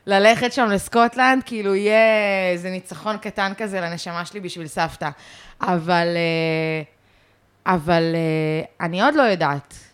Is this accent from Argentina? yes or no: no; London, United Kingdom; born there; אני נולדתי בלונדון. אה, והמשפחה שלי אה, מסקוטלנד גם, וכאלה.